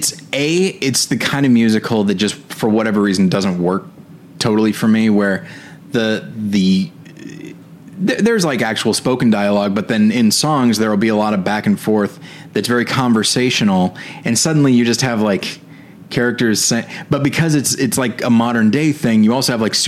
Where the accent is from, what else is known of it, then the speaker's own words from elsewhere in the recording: Taft, California, United States; moved away; my hometown of Taft, California